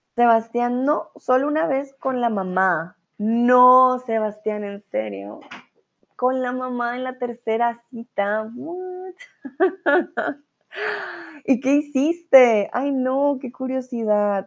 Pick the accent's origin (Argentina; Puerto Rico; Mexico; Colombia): Colombia; now in Germany; soy colombiana y vivo en estos momentos en Alemania